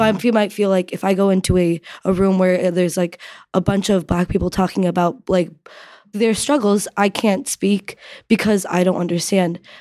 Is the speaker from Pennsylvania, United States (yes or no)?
no; Connecticut, United States; I'm from Connecticut